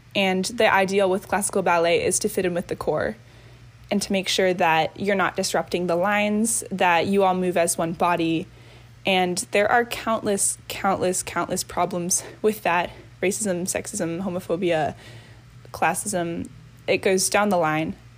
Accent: Reston, Virginia, United States; I am from Reston, Virginia, and I'm 20 years old

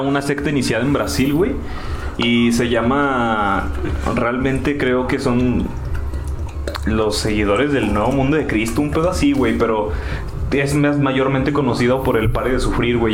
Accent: Mexico; nosotros que somos de México, aquí en México

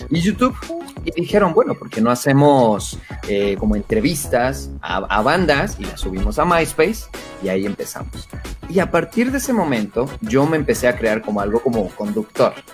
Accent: Acapulco, Guerrero, Mexico; moved away as an adult; now in Mexico City, Mexico; yo no soy de la Ciudad de México, yo soy acapulqueño, soy costeño de corazón, la verdad soy costeño. Oh, y cuando yo vivía en Acapulco, ya hace más de, ya hace 10 años, hace 10 años, estamos hablando de casi 14, 15 años

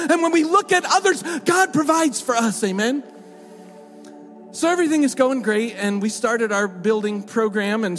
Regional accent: United States; moved away; being American

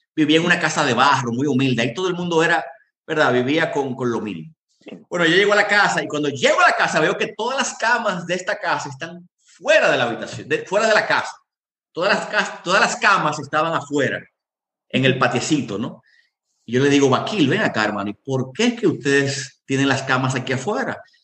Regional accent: Dominican Republic; moved away as an adult; also born or lived in Yemen; yo llegué solo, un dominicano

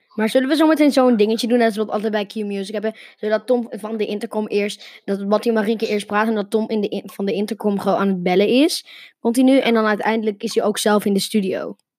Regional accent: Netherlands; Nederland waar ik vandaan kom

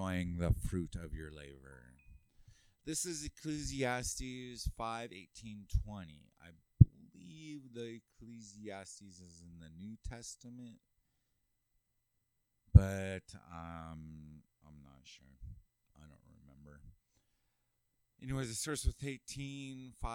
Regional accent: California, United States; moved away as an adult; now in Utah, United States; I'm from California

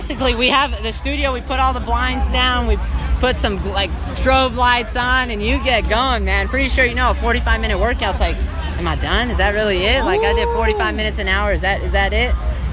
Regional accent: Texas, United States; I came from Texas, and it was one of those things.

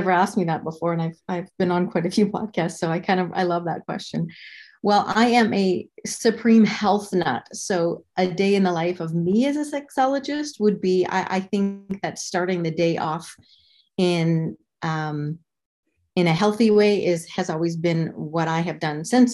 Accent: Canada; moved away as an adult; now in Arizona, United States; I'm originally from Canada.

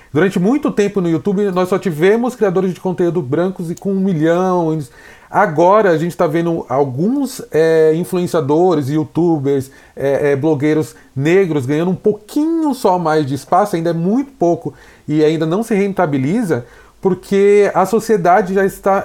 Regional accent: São Paulo, Brazil; eu nasci na Americanópolis, um bairro periférico de São Paulo. É, fiquei lá até os 20, 22 anos

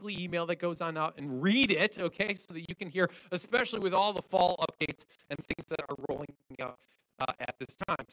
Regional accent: Wisconsin, United States; we're definitely from Wisconsin

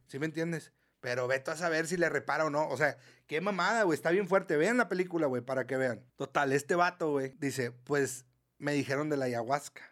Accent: Mexico; Somos mexicanos

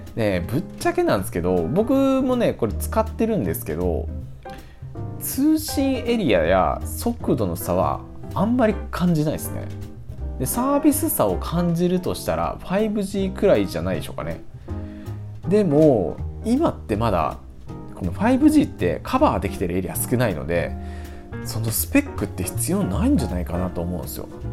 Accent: Ichinomiya, Aichi, Japan; moved away; 僕の出身は愛知県なんですけども実家の場所が県内の一宮というところがありまして

